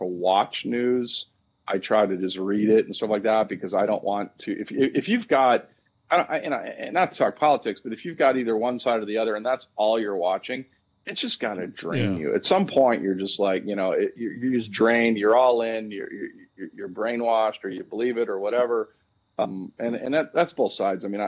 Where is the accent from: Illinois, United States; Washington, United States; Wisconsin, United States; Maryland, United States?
Wisconsin, United States; moved away; I'm from Wisconsin